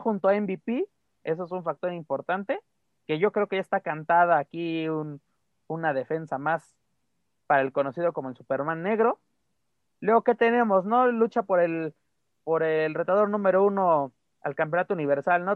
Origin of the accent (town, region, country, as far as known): Mexico